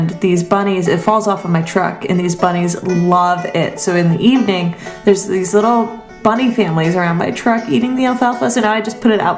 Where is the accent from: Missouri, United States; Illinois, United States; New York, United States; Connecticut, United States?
Connecticut, United States; Old Lyme; the earlier part of my childhood, I grew up in Old Lyme, Connecticut.